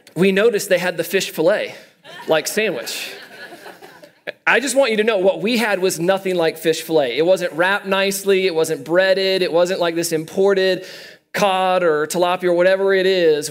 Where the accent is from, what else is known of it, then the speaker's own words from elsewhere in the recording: Midwest, United States; now in Colorado, United States; I'm from the Midwest